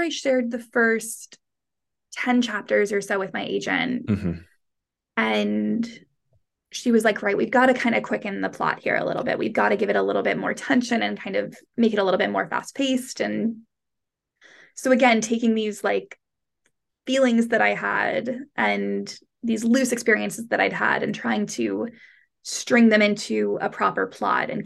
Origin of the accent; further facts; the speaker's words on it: United States; moved away as an adult; now in London, United Kingdom; I am American and I live in London.